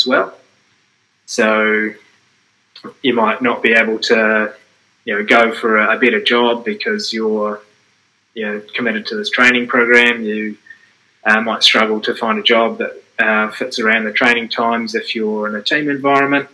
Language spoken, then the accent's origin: English; Dunedin, Otago, New Zealand; moved away as an adult; also born or lived in Blenheim; I grew up in Dunedin, and I went to Blenheim actually to train.